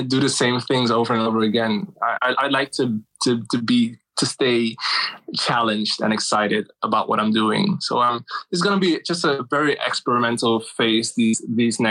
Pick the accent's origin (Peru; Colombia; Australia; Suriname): Suriname; moved away as an adult; now in Amsterdam, Netherlands; my home country, Suriname